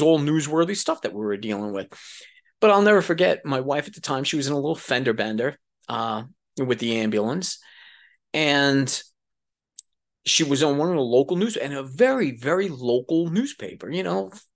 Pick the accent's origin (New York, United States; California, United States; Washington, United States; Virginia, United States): New York, United States; New York City; moved away; I was a dude from New York City